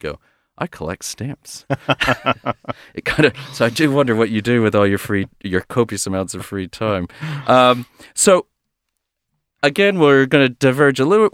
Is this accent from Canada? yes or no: no; United States; as an American